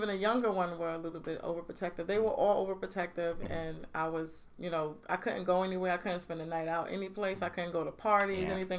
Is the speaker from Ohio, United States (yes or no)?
no; New York City, New York, United States; moved away as an adult; now in Utica, United States; Born in Canarsie, raised in Canarsie.